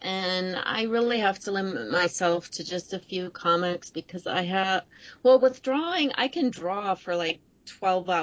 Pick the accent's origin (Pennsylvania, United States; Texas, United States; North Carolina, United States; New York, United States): New York, United States; also born or lived in the American South; I'm from New York, not New York City